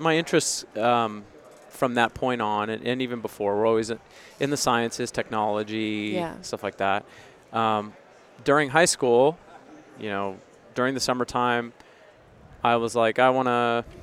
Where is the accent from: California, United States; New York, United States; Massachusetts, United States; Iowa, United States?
California, United States; Granite Bay; also born or lived in Bay Area / Los Angeles / Nashville; I grew up in Granite Bay, Loomis, Placer County area, which is outside of Sacramento.